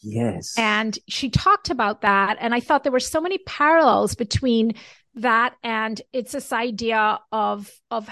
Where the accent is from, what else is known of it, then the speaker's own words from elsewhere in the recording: Jamaica; moved away; I was brought up in Jamaica.